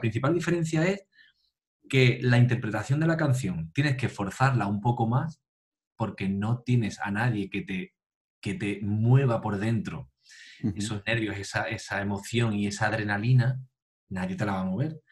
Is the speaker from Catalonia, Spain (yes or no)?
no; Tarifa, Andalusia, Spain; nací en, en Tarifa y, bueno, aquí de pequeño, pues, em, eh, mis padres me apuntaron a, a clases de solfeo, a, a la banda municipal de aquí de, del pueblo